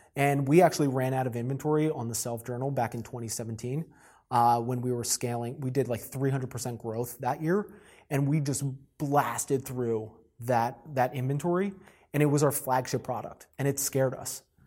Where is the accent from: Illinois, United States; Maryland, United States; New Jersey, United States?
New Jersey, United States; moved away as an adult; also born or lived in South Carolina; I was born and raised in New Jersey